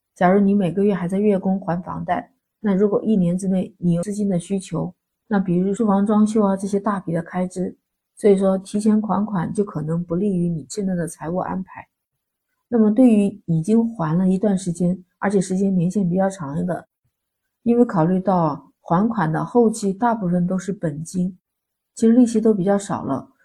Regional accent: China; 我们中国人的传统

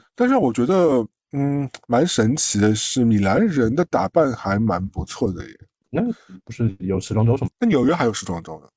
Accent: China; 我们大陆人

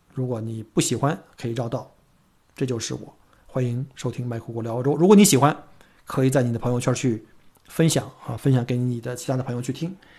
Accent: China; now in Melbourne, Australia; 我们中国人

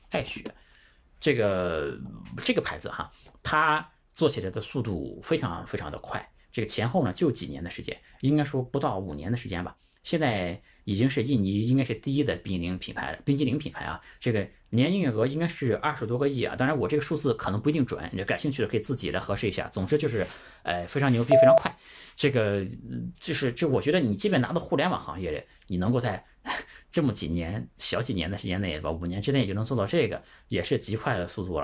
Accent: China; 我们中国人确实是以努力勤劳拼搏出名的

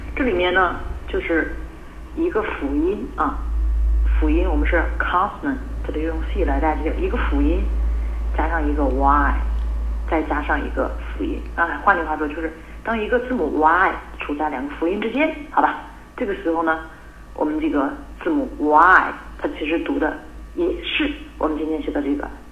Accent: China; 我们中国人

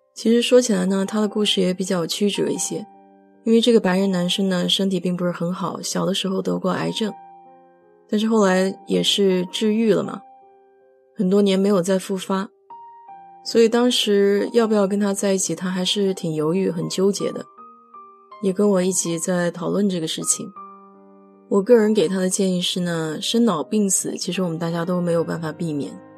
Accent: China; moved away as an adult; now in United States; 我们中国人

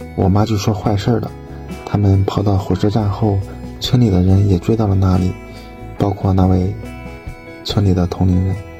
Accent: Bozhou, Anhui, China; 我来自安徽亳州

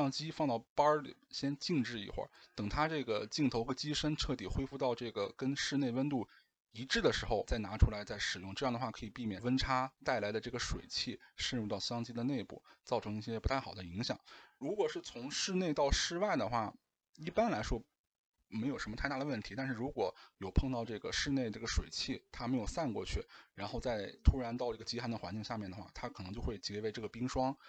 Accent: northern China, China; 我是北方人。

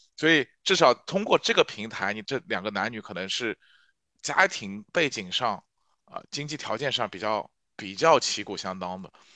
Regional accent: Shanghai, China; 我是上海人

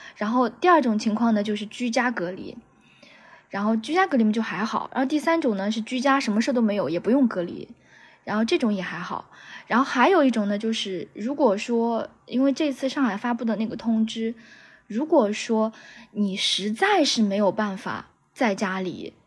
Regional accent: Anhui, China; now in Shanghai, China; 我老家是安徽

